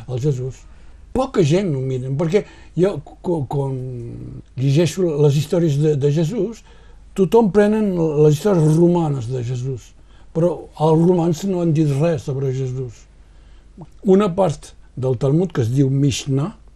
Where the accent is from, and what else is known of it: Roussillon, Occitania, France; also born or lived in Banyuls-sur-Mer